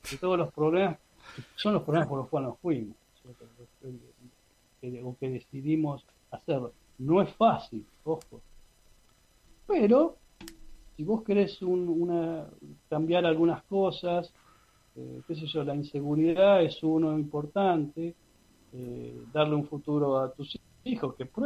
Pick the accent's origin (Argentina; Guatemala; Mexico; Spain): Argentina; now in Canada; O sea, yo soy ciudadano canadiense, pero también soy ciudadano argentino.